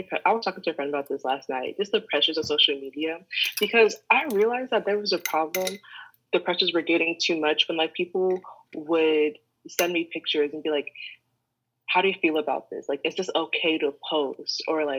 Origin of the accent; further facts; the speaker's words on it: Midwest, United States; now in New York, United States; Like, the only thing you need to know is, like, I'm from the Midwest, came to New York, and I like fashion